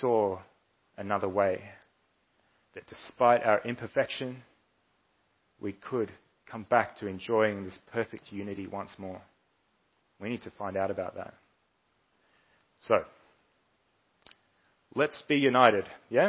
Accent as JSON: {"language": "English", "town": "Melbourne", "region": "Victoria", "country": "Australia", "tie": "born or raised there", "said": "I was born and raised here in Melbourne. I've lived here most of my life"}